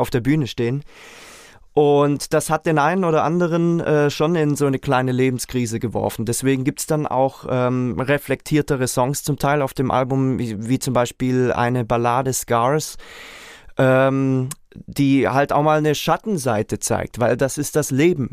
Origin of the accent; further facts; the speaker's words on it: Reutlingen, Baden-Württemberg, Germany; ich komme aus Reutlingen